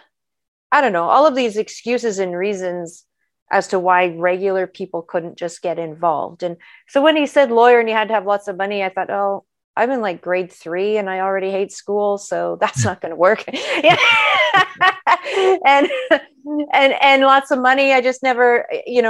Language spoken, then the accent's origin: English; Peace River, Northern Alberta, Canada; also born or lived in Fort McMurray; now in Sherwood Park, Canada; I'm an Alberta girl, born and raised. Most of my life, both child and adult, was spent in Northern Alberta. I grew up on the Peace River side of the province